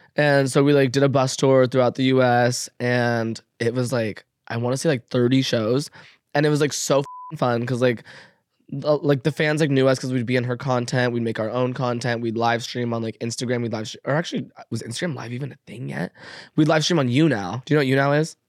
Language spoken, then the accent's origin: English; Las Vegas, Nevada, United States; moved away; I grew up in Vegas